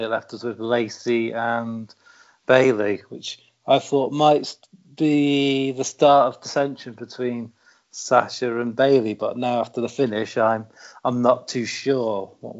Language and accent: English; United Kingdom; I'm British